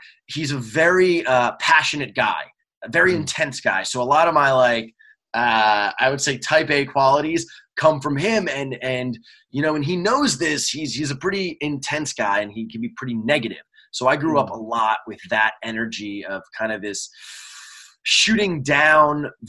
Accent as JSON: {"language": "English", "region": "New York", "country": "United States", "tie": "born or raised there", "said": "I lived in New York"}